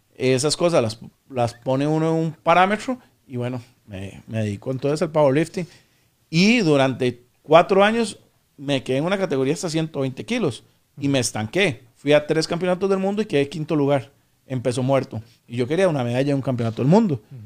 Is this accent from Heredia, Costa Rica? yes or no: no; San José, Costa Rica; also born or lived in Aserrí; now in Escazú, Costa Rica; en Puro Centro San José, era de, Barrio Córdoba, que es ahí por el Parque La Paz